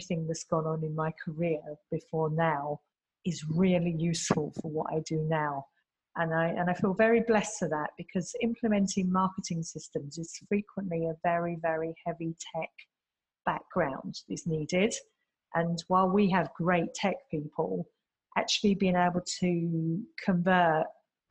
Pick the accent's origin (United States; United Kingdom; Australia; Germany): United Kingdom; London; moved away as an adult; now in Singapore; I come from the UK originally. I'm a Londoner.